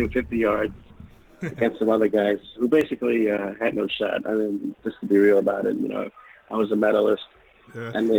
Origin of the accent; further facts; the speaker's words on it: New York City, New York, United States; Born and raised in New York.